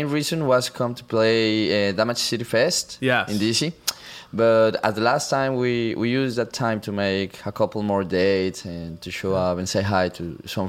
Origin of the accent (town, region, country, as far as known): Colombia